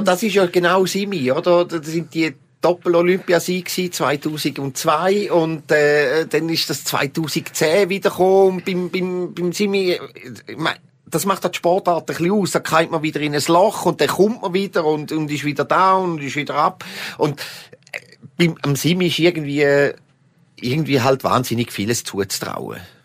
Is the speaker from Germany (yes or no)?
no; Switzerland; für mich als Appenzeller